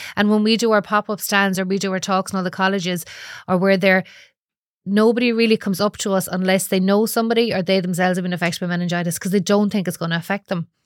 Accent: Galway, Connacht, Ireland; I'm from Galway

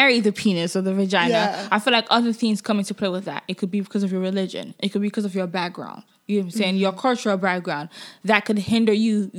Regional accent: Nigeria; moved away; growing up in Nigeria

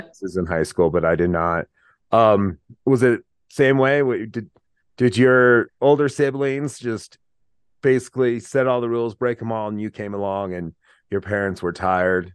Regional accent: Laramie, Wyoming, United States; I was a kid from Laramie

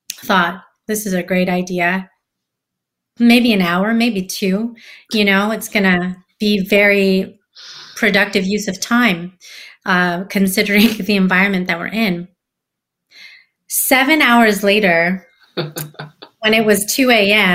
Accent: San Francisco, California, United States; I live in California. I see a lot of crappy things happening here in my hometown, San Francisco

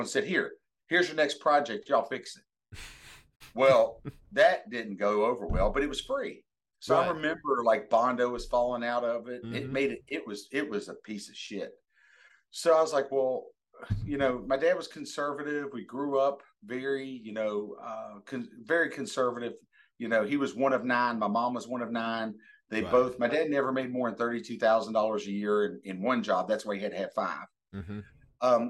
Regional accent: Bluefield, West Virginia, United States; now in Virginia, United States; we're originally from Bluefield, West Virginia, okay. MacDowell County, West Virginia

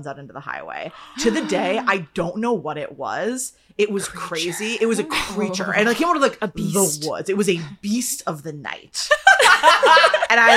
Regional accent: Wisconsin, United States; moved away as an adult; now in Los Angeles, United States; So I'm from Wisconsin.

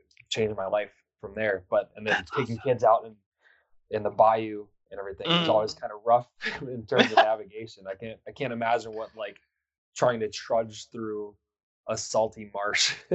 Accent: Houston, Texas, United States; now in Minnesota, United States; I'm originally from Houston

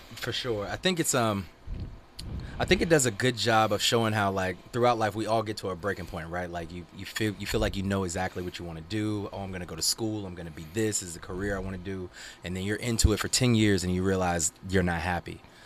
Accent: Georgia, United States; also born or lived in Virginia; now in Los Angeles, United States; I moved here from Virginia, originally Georgia

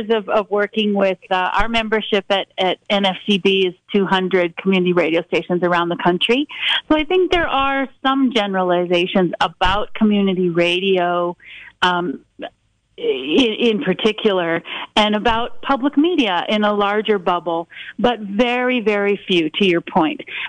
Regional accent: rural western Colorado, United States; when I took over as GM of the radio station in my hometown

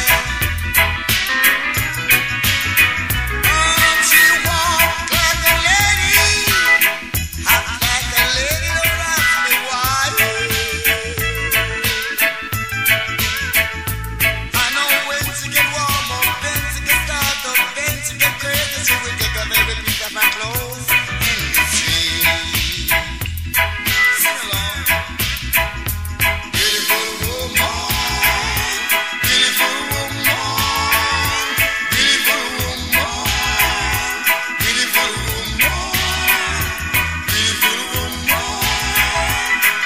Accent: Yorkshire and the Humber, United Kingdom; that's what we're like from Yorkshire

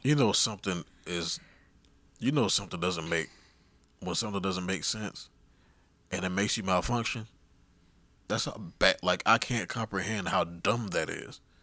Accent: Miami, Florida, United States; I was born and raised in Miami.

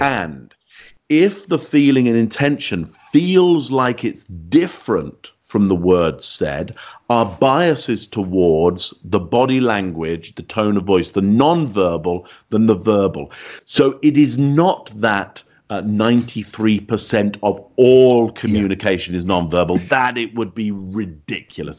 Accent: England, United Kingdom; you can hear from my accent, I'm from England

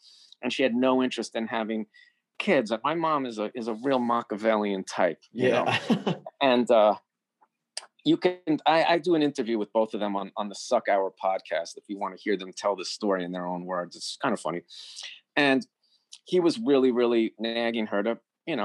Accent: New York City, New York, United States; I was born in 1969 in Greenwich Village

